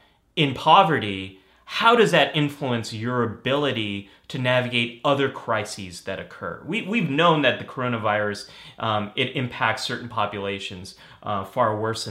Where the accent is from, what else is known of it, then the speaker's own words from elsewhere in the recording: Northern California, United States; I grew up in Northern California